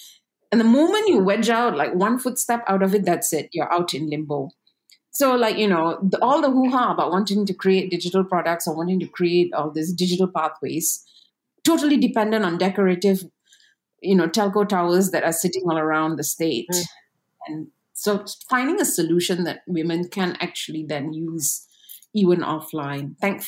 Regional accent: West Malaysia, Malaysia; coming from West Malaysia, a lot of us... I won't speak for everyone and I'll speak for myself. And being West Malaysian is completely ignorant.

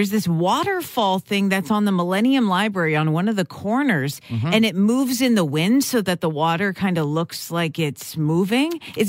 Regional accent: Winnipeg, Manitoba, Canada; we're from Winnipeg

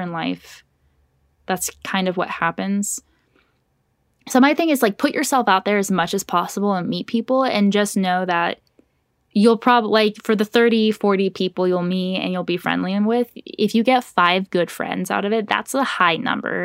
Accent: Orange County, California, United States; moved away as an adult; now in Los Angeles, United States; growing up in Orange County was, like, a sea of Republicans

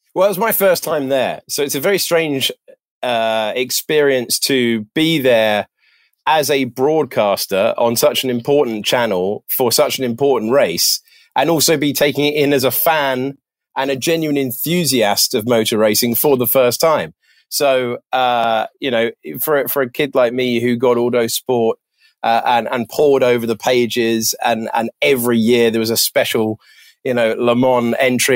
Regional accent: United Kingdom; being British

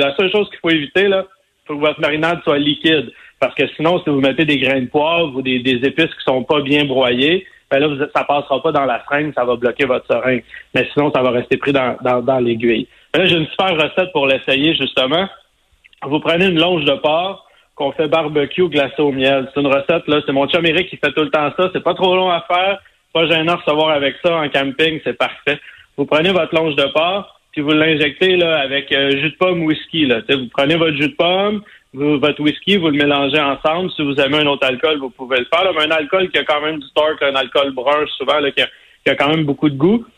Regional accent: Sainte-Madeleine, Quebec, Canada; moi, je viens de Sainte-Madeleine, de la rive sud de Montréal

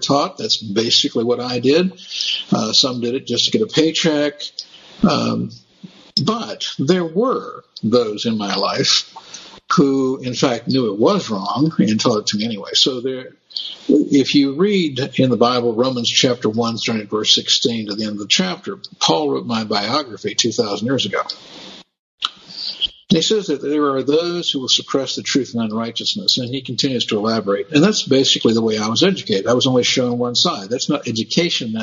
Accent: Berkeley, California, United States; also born or lived in San Francisco; I attended my elementary and junior high school years in Berkeley

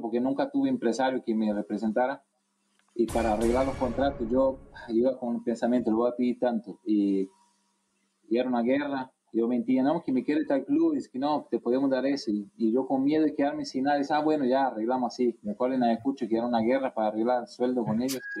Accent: Brazil; moved away; also born or lived in Paraguay; yo soy brasileño

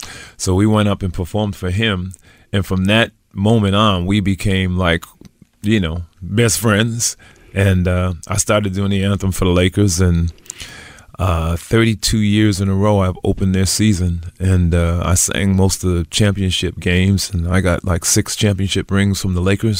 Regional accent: Providence, Rhode Island, United States; See, I grew up in Providence, Rhode Island. So the team back there, of course, was the Boston Red Sox and the New England Patriots.

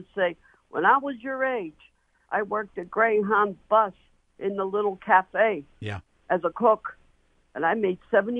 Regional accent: Pittsburgh, Pennsylvania, United States; I was born and raised in the South Hills. During the 1970s, I was in high school.

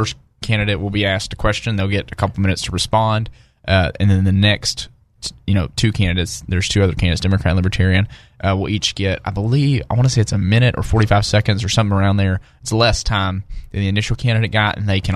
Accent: South Arkansas, United States; I'm from South Arkansas

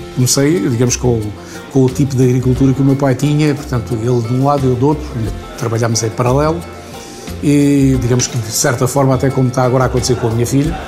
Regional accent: Vidigueira, Alentejo, Portugal; eu nasci na Herdade Grande

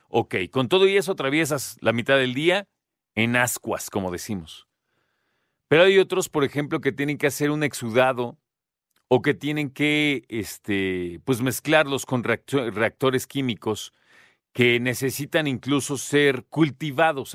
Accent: Mexico; como mexicanas y mexicanos

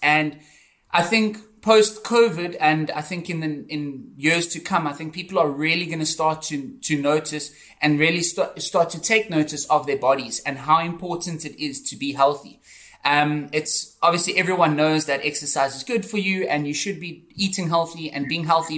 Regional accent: Johannesburg, Gauteng, South Africa; moved away as an adult; also born or lived in Cape Town; I'm from South Africa. I grew up in in Johannesburg

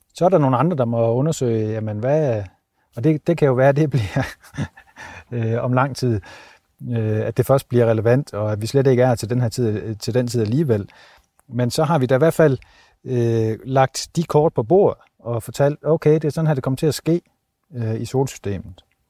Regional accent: Denmark; moved away; hjemme i Danmark

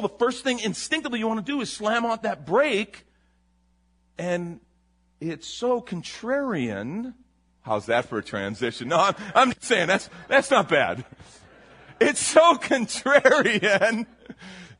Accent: Chicago, Illinois, United States; now in San Antonio, United States; I'm from Chicago.

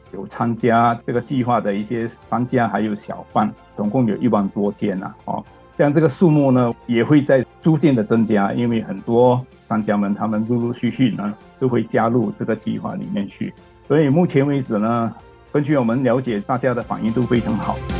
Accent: Singapore; 我们新加坡人民几乎每一天他们的生活的必需品啊

